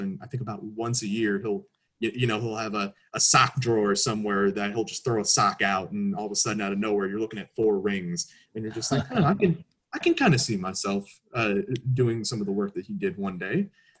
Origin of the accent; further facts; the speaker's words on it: Chicago, Illinois, United States; I've gone to games with my father, obviously being a Chicagoan my entire life.